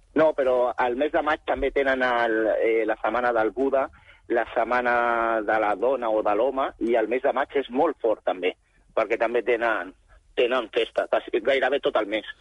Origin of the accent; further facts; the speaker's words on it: Barcelona, Catalonia, Spain; jo soc, Barcelona, jo soc barceloní